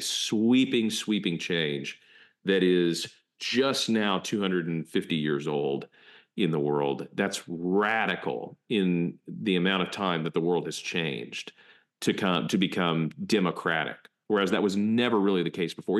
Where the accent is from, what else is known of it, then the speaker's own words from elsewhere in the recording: United States; we're American